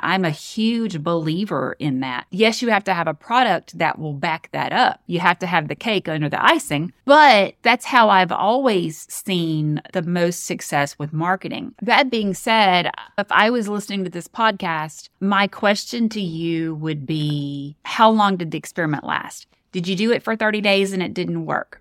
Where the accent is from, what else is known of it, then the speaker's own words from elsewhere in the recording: Northeast Louisiana, United States; also born or lived in Mississippi; I'm from Northeast Louisiana